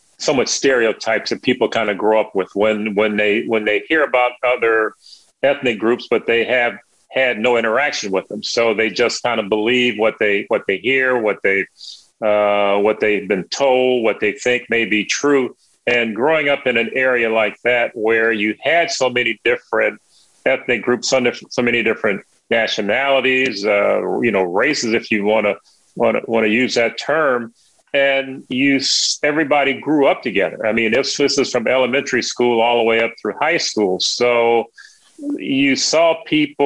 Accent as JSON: {"language": "English", "town": "Gary", "region": "Indiana", "country": "United States", "tie": "born or raised there", "said": "It was a a great place to grow up, a great place to maybe see the world as it should be. And also being in Indiana"}